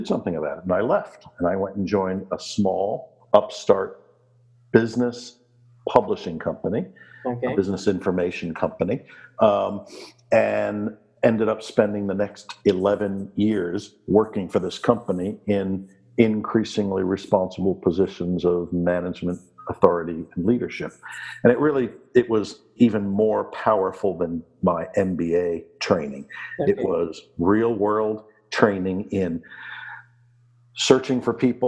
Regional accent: Washington, District of Columbia, United States; moved away as an adult; now in Summerland, Canada; I was born and raised in Washington, D.C. in the United States

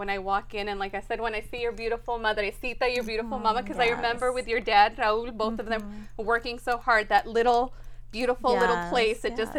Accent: Las Vegas, Nevada, United States; I grew up with six siblings, Bobby right here and Manny right here. So we're going to get to our memories of growing up here in Las Vegas. Our family's been here since 81

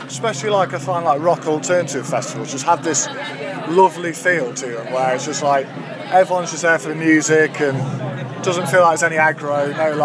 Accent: Derby, East Midlands, United Kingdom; we're from Derby, and Derby can be a grim place sometimes. I mean, I love Derby

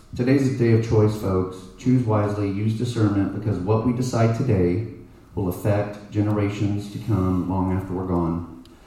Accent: Plano, Texas, United States; also born or lived in Dallas; I was raised in Plano.

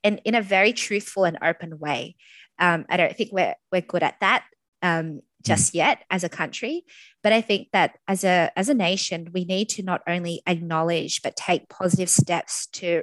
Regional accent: Australia; I absolutely love being an Australian, and, you know, not just any Australian, but one with Vietnamese heritage

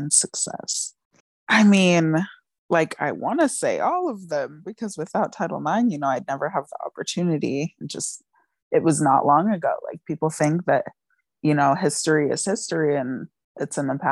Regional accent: Denver, Colorado, United States; also born or lived in Fort Collins, Colorado; I grew up in Denver, Colorado

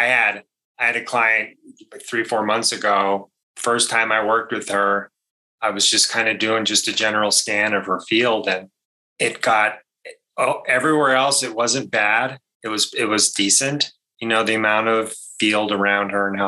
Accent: Maine, United States; I grew up in Maine

